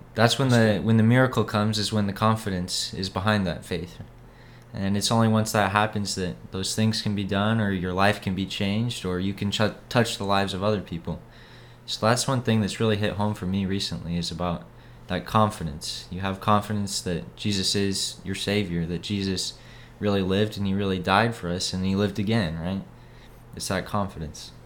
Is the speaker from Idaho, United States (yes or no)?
yes; Boise, Idaho, United States; moved away as an adult; now in Texas, United States; I'm from Boise, Idaho